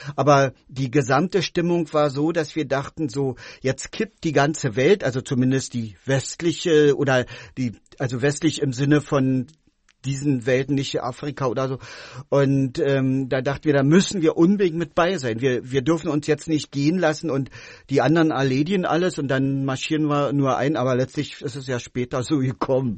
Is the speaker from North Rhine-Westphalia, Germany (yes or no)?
no; Berlin, Germany; moved away as an adult; now in Wabern, Germany; also ich wurde ähm, in Ostberlin geboren, bin da auch groß geworden.